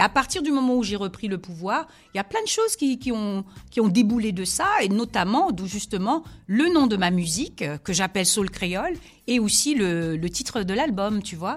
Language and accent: French; Guadeloupe; also born or lived in Senegal; je suis de la Guadeloupe et je suis aussi du Sénégal, de père sénégalais, de maman ah, Guadeloupe